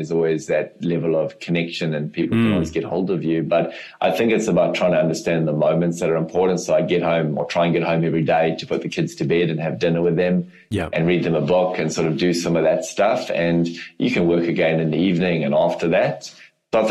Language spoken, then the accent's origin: English; South Africa; accent: South African; also born or lived in Europe; now in New Zealand; I am from Africa originally, so I still obviously speak with a South African accent, but New Zealand is home